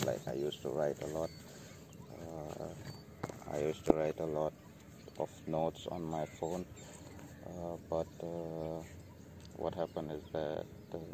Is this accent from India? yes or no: yes; Goa, India; I'm from India, Goa